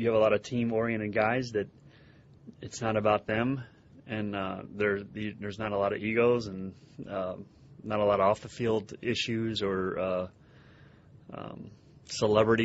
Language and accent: English; Elyria, Ohio, United States; growing up in Elyria, all my buddies, we used to go to like 20 to 30 games at the old place.